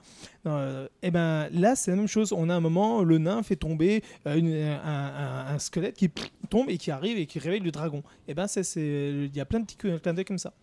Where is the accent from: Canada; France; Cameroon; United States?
France; chez nous, en France